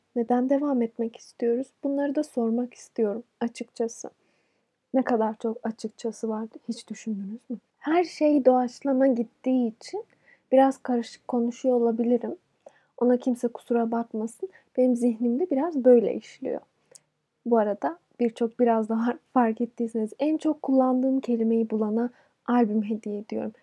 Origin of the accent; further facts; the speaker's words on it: Turkey; Bir Türk olarak